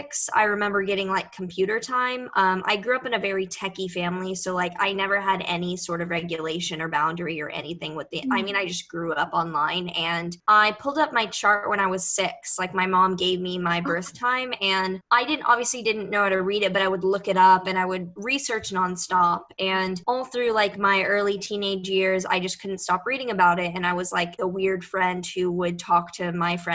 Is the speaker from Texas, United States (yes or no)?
yes; Houston, Texas, United States; moved away as an adult; now in New York City, United States; I was born and raised in Houston